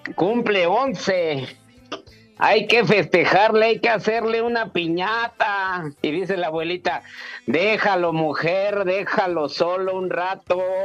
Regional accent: Mexico; soy mexicano

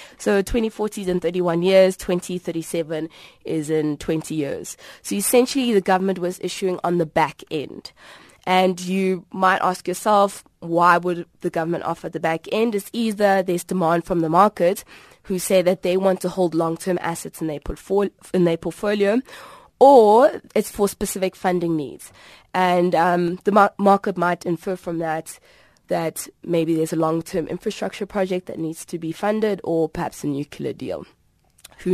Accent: South Africa; And you might say, why me as a South African, why must I take this seriously?

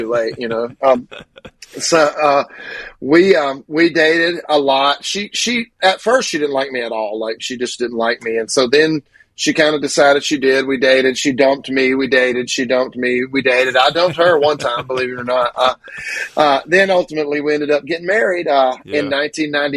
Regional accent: Grenada, Mississippi, United States; I was born in Grenada, Mississippi.

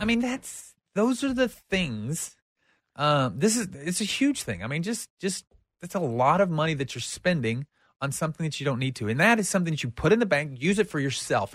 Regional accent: United States; we as an American society

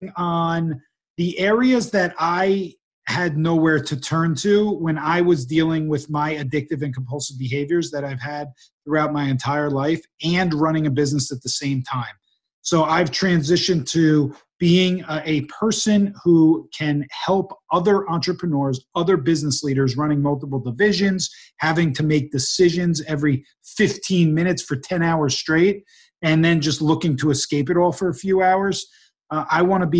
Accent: New Jersey, United States; moved away as an adult; also born or lived in New York City / Salt Lake City, Utah; now in California, United States; I grew up in New Jersey

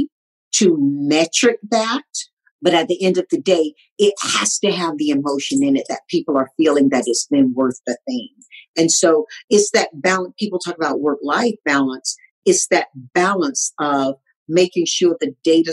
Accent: Tarboro, North Carolina, United States; also born or lived in Southern California; now in Los Angeles, United States; This nappy-headed little colored girl growing up in Tarboro, North Carolina

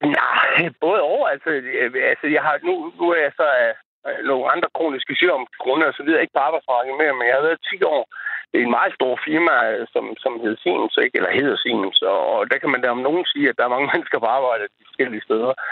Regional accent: Horsens, Central Denmark Region, Denmark; accent: East Jutlandic; also born or lived in Hundslund; Ja, jeg er egentlig også opvokset i Horsens.

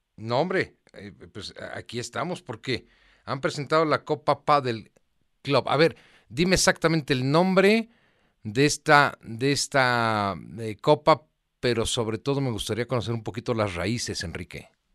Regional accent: Mexico

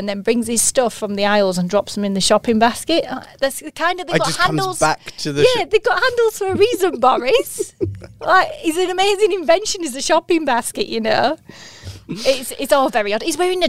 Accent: Yorkshire and the Humber, United Kingdom; as a Yorkshire lass

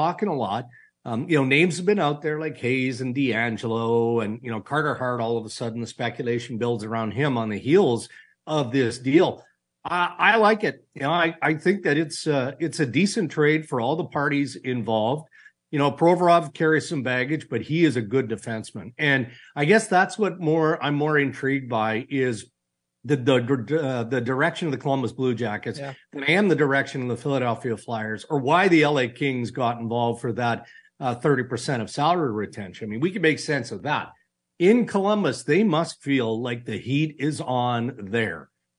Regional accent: Saskatchewan, Canada; I grew up in Saskatchewan. My parents would lock the kids in the car and just smoke their brains out

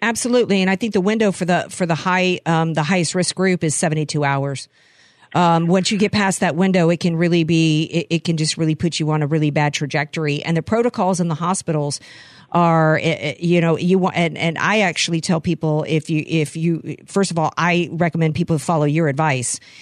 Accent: United States; I'm scared as an American.

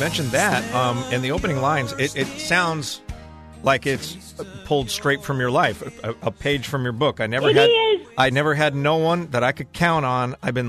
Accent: Washington, United States; I grew up in a small town in Washington State.

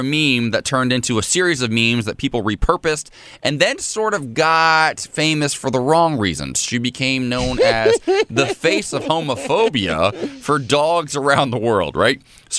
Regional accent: Columbus, Ohio, United States; They used to live in my hometown, Columbus, Ohio.

